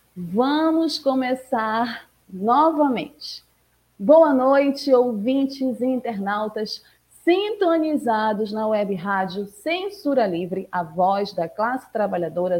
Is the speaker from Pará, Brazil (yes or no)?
yes; Pará, Brazil; aqui na minha terrinha, no meu estado